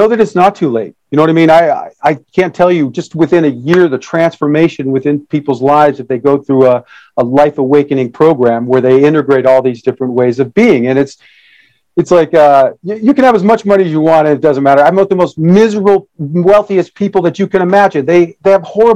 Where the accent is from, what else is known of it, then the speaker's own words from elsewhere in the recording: Detroit, Michigan, United States; I was born in Detroit, Michigan, in 1966